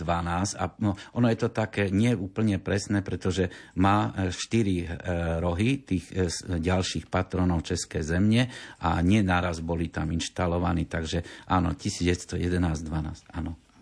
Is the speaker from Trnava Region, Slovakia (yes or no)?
no; Košice, Košice Region, Slovakia; som Košičan